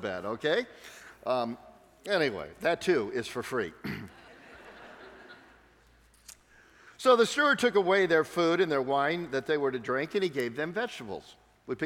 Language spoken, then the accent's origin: English; San Diego, California, United States; I'm from San Diego, which means I live in the land of fruits and nuts